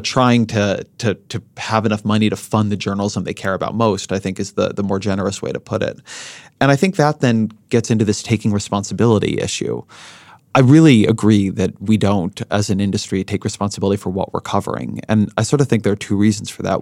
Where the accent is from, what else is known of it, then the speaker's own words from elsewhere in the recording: Southern California, United States; I grew up in Southern California.